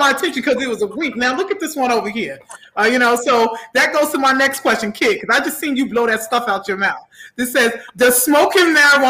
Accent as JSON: {"language": "English", "region": "New York", "country": "United States", "tie": "born or raised there", "said": "I'm born and raised in New York and I'm trying to get out, but go ahead."}